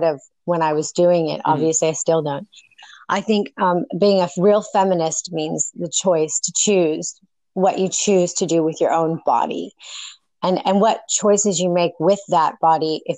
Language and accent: English; North Hollywood / Northern California, United States; also born or lived in Mendocino County, California; I was born in North Hollywood, and I was raised between two parents. my mother was in Northern California, Mendocino County, and my dad was in Hollywood